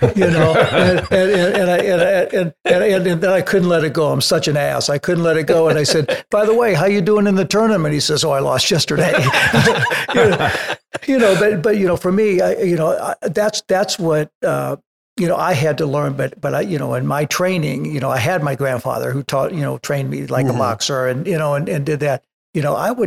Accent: St. Louis, Missouri, United States; moved away; I came from St. Louis

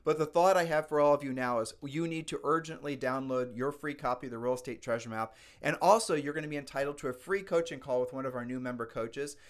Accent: Ohio, United States; We're from Ohio

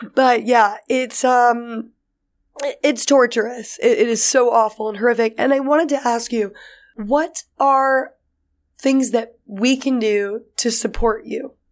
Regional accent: New York City, New York, United States; growing up in New York City

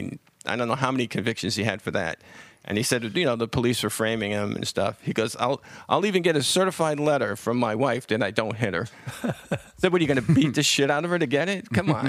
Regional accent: Bronx, New York, United States; The Bronx.

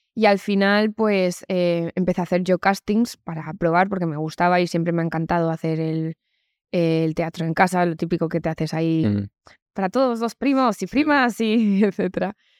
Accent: Community of Madrid, Spain; soy o sea, madrileña. me he criado aquí, nunca he vivido en Estados Unidos

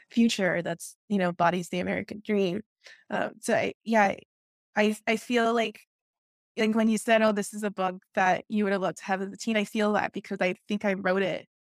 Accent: Peru; now in United States; and then here in the US, it was like, where are you from? And then I would tell people Peru

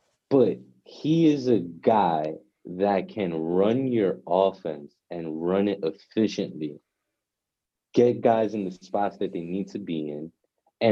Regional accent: New York City, New York, United States; I'm from the Bronx

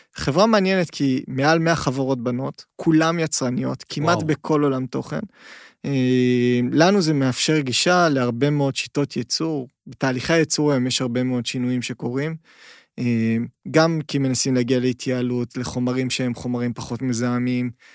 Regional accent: Israel

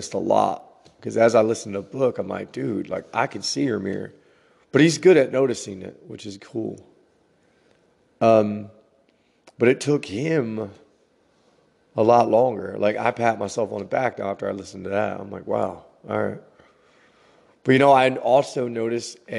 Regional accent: New Jersey, United States; growing up in New Jersey

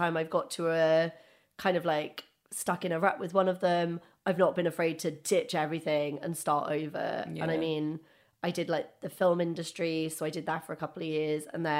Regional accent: Wales, United Kingdom; now in London, United Kingdom; I love London. I'm from Wales originally. I don't know if anyone could tell from my accent.

